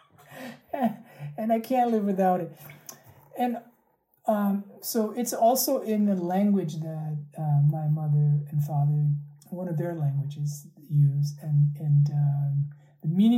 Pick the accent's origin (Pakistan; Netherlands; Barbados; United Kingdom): Pakistan; moved away; they're Pakistani, and I'm originally from Pakistan